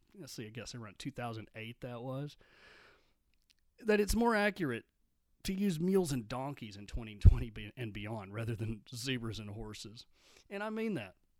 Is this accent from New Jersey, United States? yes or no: no; Midland, Texas, United States; I grew up in Midland, Texas